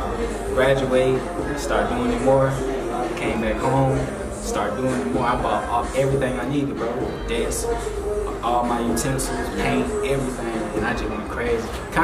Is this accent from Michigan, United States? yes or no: no; Atlanta, Georgia, United States; Southside, not just in the city, though.